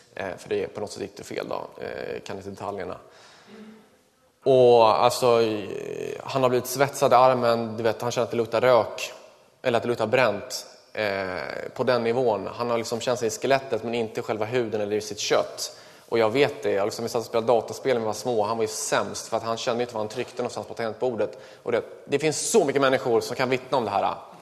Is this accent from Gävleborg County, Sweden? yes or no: no; Kungsängen, Stockholm County, Sweden; Jag växte upp i eh, Kungsängen